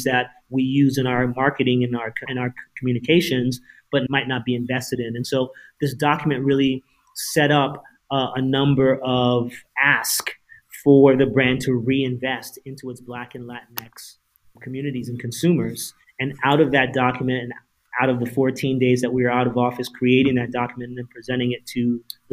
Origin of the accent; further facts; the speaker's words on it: Princeton, New Jersey, United States; me being an only child, growing up in Princeton, New Jersey